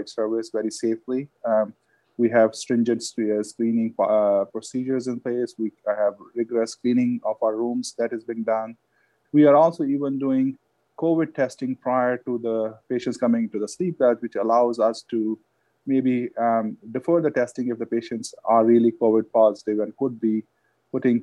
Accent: India; moved away; I had dogs when I was growing up in India

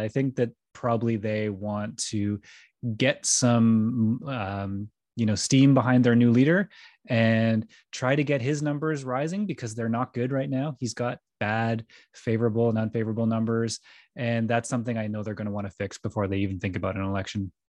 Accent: Stonehaven, Scotland, United Kingdom; I come from Stonehaven, which is in the north of Scotland

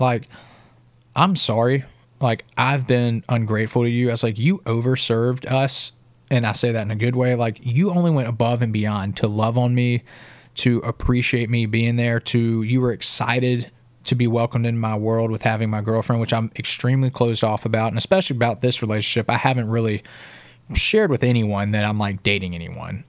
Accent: Sylacauga, Alabama, United States; moved away as an adult; now in Nashville, United States; my hometown, Sylacauga

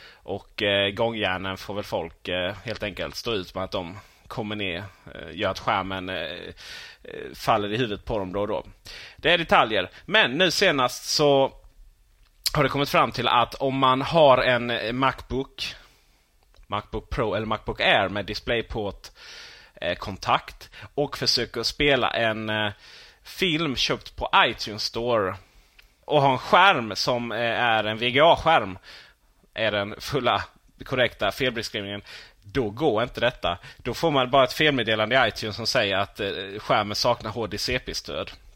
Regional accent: Sweden; vi svenskar

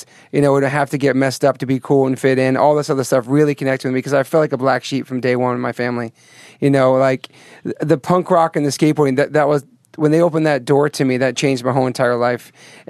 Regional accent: Taunton, Massachusetts, United States; born there; All right, so I was born in Taunton, Mass

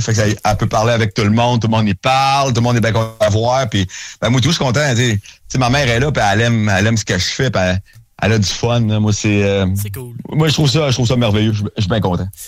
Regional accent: Saint-Étienne, Quebec, Canada; c'est chez nous à Saint-Étienne

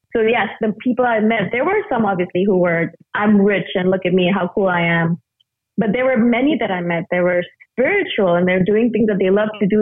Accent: India; moved away; I'm originally from India

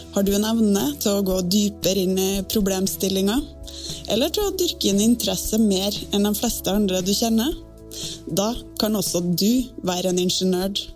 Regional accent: Battenfjorden, Nordvestlandet, Møre og Romsdal, Norway; moved away; Da var jeg på ferie på hjemstedet mitt, Battenfjorden på Nordvestlandet.

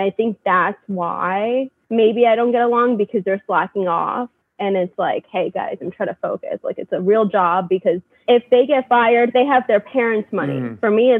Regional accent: California, United States; Like I came from California. They're all from New York. It's very different.

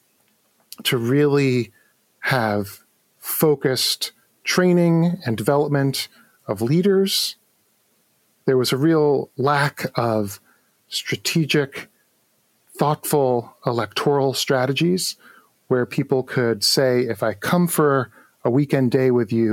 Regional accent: New York City, New York, United States; I grew up in New York City

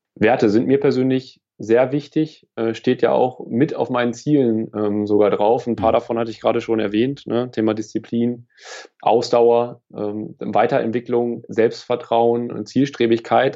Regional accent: Lower Saxony, Germany; Niedersachsen ist äh, meine Heimat. Ja. Mhm. Ähm, ich komme vom Dorf hier

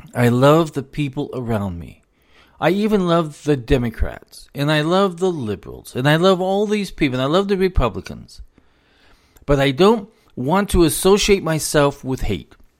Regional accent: United States; also born or lived in South Carolina; as an American

